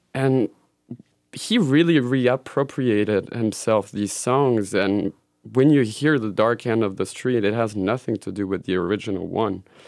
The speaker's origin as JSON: {"language": "English", "country": "Switzerland", "tie": "born or raised there", "also_born_or_lived": "Belgium", "moved": "yes", "said": "I grew up in Switzerland"}